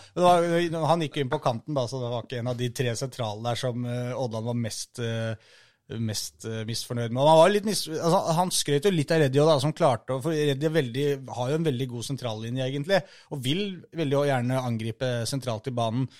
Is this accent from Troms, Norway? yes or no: no; Oslo, Norway; ikke så langt unna der jeg er fra